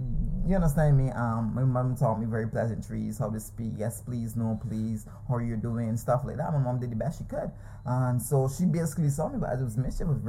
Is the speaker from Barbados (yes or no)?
yes; Bridgetown, Barbados; I was raised in Nelson Street, most of y'all know it. Known for prostitution, gangs, drugs, you name it.